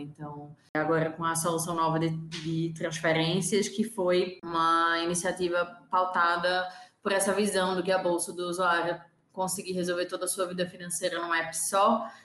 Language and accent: Portuguese; Recife, Pernambuco, Brazil; also born or lived in São Paulo; eu sou de Recife, é, hoje duas nordestinas aqui nesse podcast